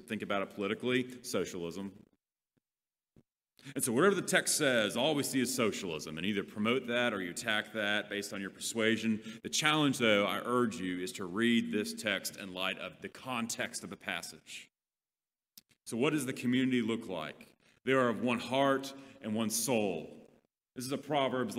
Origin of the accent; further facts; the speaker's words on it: Leander, Texas, United States; I literally grew up with them in elementary school in the little town of Leander